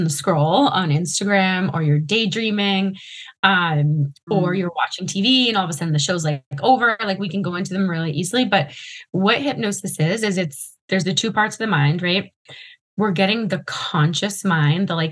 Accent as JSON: {"language": "English", "region": "Massachusetts", "country": "United States", "tie": "born or raised there", "said": "where I grew up in Massachusetts"}